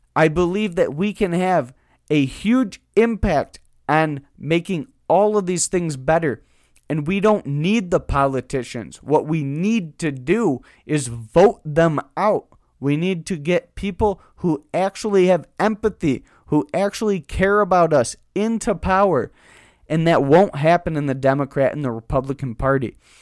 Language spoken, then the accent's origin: English; United States; We're all American citizens